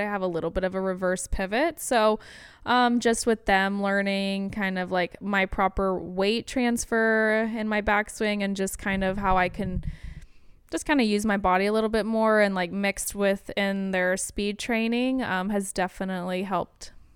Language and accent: English; The Woodlands, Texas, United States; also born or lived in Alabama; I was born and raised in the Woodlands